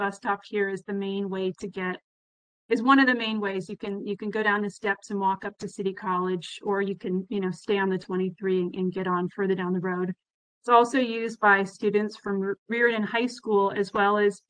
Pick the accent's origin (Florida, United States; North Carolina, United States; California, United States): California, United States; San Francisco; I was born and raised in San Francisco, actually in Sunnyside, and I'm now raising my children in the same neighborhood I grew up